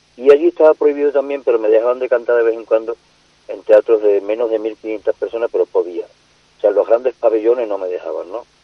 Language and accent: Spanish; Andalusia, Spain; also born or lived in Seville; yo desde pequeñito, con 10 años yo trabajaba en el campo, en mi pueblo